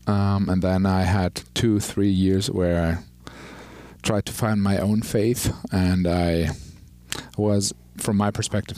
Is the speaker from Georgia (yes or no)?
no; Hesse, Germany; moved away; also born or lived in Potsdam; So in Hessen, where I grew up, it's called the Bible Belt of Germany.